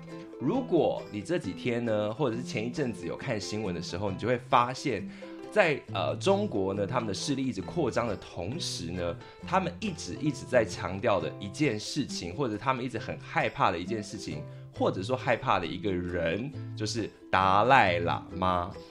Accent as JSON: {"language": "Chinese", "country": "Taiwan", "said": "就如同我们台湾人很熟悉的嘛"}